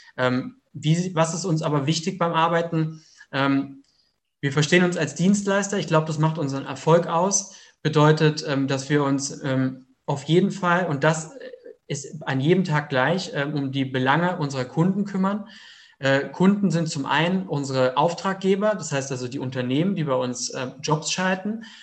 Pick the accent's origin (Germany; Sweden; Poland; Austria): Germany; Heidelberg region, Baden-Württemberg; 33 Jahre alt, komme aus der Region Heidelberg